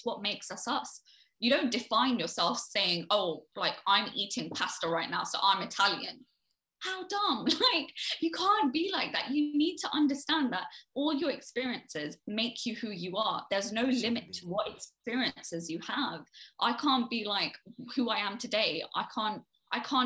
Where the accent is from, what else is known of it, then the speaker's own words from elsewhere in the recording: United Kingdom; also born or lived in Delhi; I define UK as home simply for the fact that I was born here. I am a British citizen